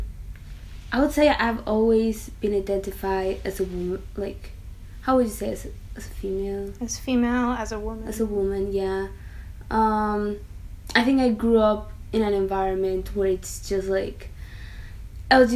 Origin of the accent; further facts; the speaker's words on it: Mexico; I'm from Mexico.